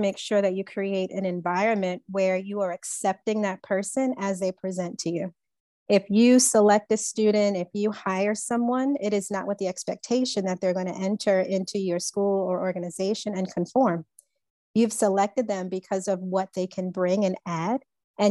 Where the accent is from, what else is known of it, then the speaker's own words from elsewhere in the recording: Long Island, New York, United States; I grew up on Long Island